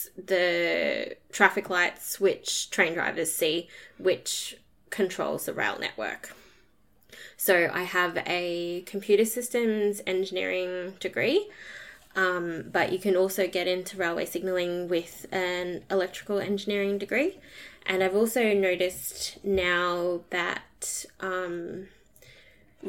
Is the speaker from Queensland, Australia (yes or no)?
yes; Townsville, Queensland, Australia; I studied at James Cook University, which was in my hometown in Townsville